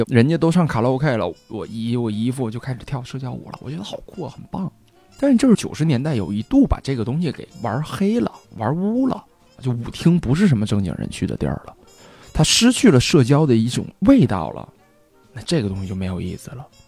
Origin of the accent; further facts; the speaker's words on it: Northeast China, China; now in Beijing, China; 因为我以前在东北学的萨克斯